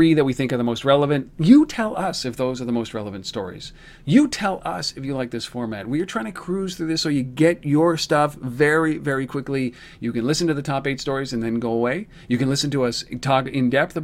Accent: Canada; I'm Canadian

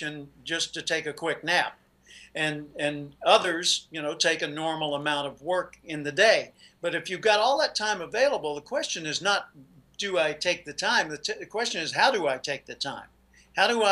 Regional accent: Little Rock, Arkansas, United States; moved away as an adult; now in California, United States; I grew up in Little Rock, Arkansas. I live in California today.

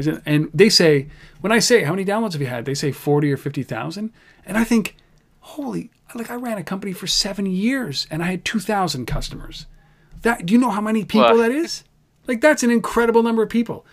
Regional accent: Canada; I'm Canadian

